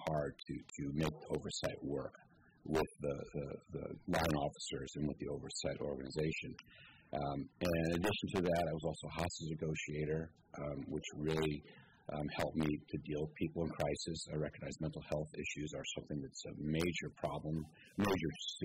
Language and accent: English; San Francisco, California, United States; moved away as an adult; now in Sonoma County, United States; my origin story starts in San Francisco, where I was born and raised